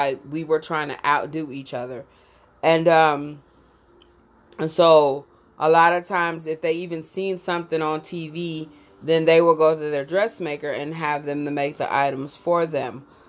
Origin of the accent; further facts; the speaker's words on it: Jamaica; So basically the topic is growing up in Jamaica. It's a conversation about my uncles and how my mother used to act and my grandmother used to act